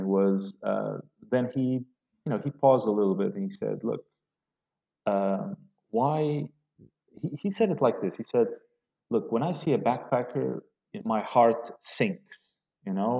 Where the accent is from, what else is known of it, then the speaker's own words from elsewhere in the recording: Portugal; moved away as an adult; now in Beirut, Lebanon; from Portugal